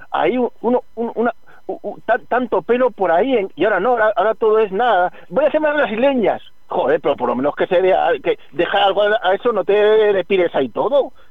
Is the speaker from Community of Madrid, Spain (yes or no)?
yes; Community of Madrid, Spain; porque yo soy independentista madrileño.